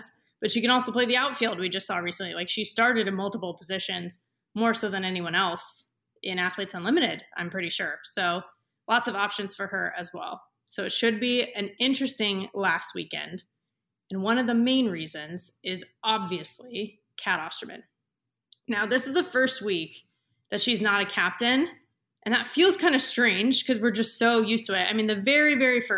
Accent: Southern California, United States; I am from Southern California

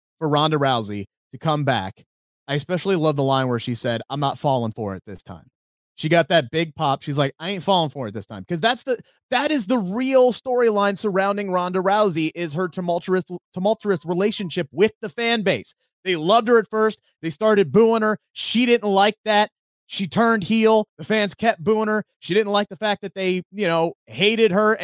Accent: Cincinnati, Ohio, United States; my hometown tonight, Cincinnati, Ohio

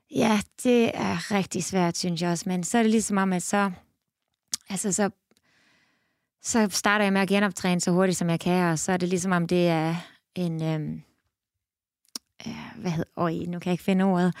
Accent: Esbjerg, Southern Denmark, Denmark; moved away as an adult; now in Canada; jeg er født og opvokset i Esbjerg

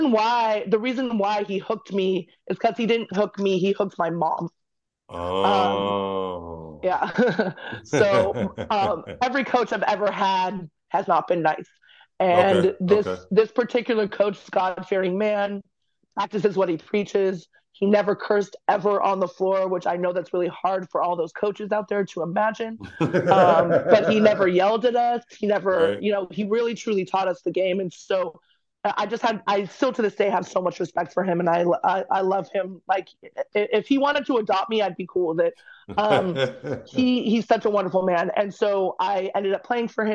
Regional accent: Manhattan Beach, California, United States; I grew up in Manhattan Beach

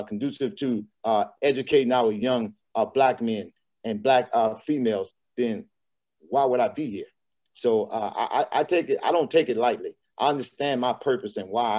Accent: Louisiana, United States; also born or lived in Arkansas; now in Texas, United States; I'm from Louisiana

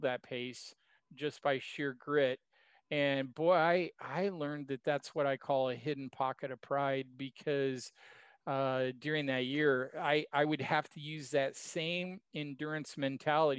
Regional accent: Oregon, United States; moved away as an adult; also born or lived in Kansas; I grew up in Oregon, the son of two mountain climbers

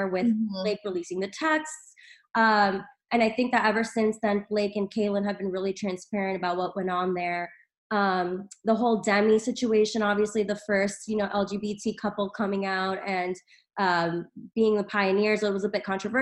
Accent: New Jersey, United States; now in New York, United States; I'm from Jersey, living in New York currently

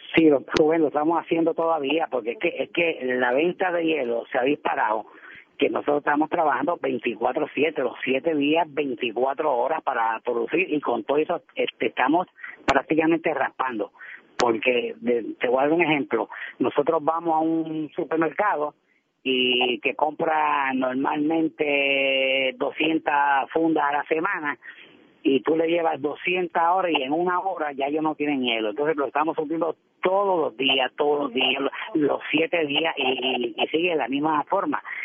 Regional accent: Puerto Rico; como puertorriqueños

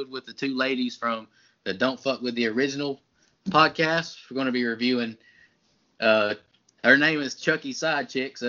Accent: United States; accent: redneck; my redneck accent

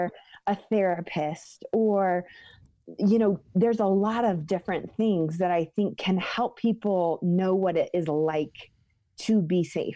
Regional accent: the Northwest, Pacific Northwest, United States; moved away as an adult; now in Colorado, United States; the Northwest, which is where I grew up

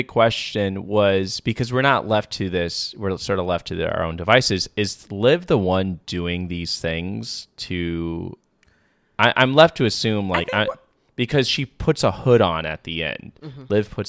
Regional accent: Tacoma, Washington, United States; I'm from the fucking suburbs. I was valedictorian. I'm from Tacoma, Washington

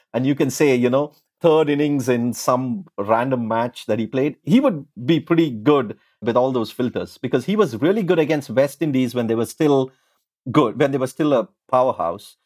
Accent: India; when I was growing up in India

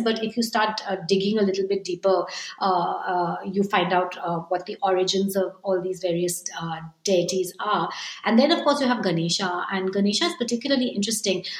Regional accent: India; moved away as an adult; also born or lived in Japan; as an Indian

